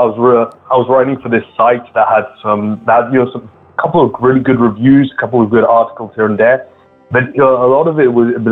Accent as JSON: {"language": "English", "region": "London", "country": "United Kingdom", "tie": "born or raised there", "also_born_or_lived": "Scotland", "first_language": "English", "moved": "yes", "lives_now": "France", "said": "despite me being in France, English is my mother tongue. I grew up in the UK, in London especially, and for a time in Scotland as well."}